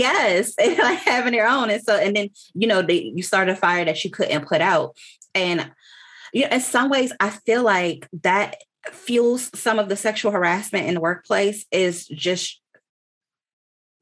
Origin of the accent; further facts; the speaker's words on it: Washington, District of Columbia, United States; now in Texas, United States; I live in Texas. I'm not from Texas. I grew up in Washington, D.C.